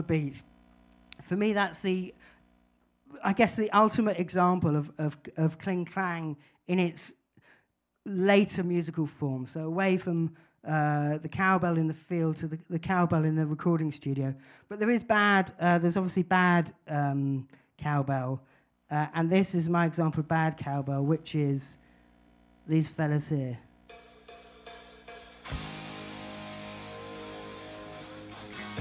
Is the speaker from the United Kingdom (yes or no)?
yes; Brighton, South East England, United Kingdom; we're not mountain people, we're from Brighton